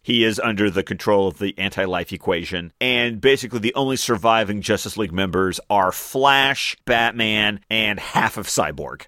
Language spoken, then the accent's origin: English; Australia; I'm Australian